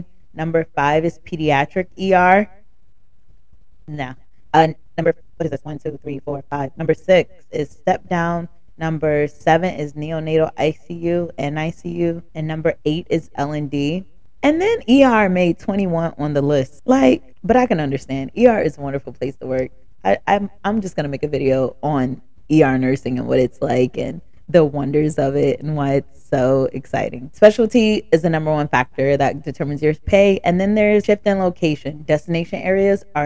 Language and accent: English; the South, United States; accent: country ghetto Ebonics; now in New Jersey, United States; I'm from the South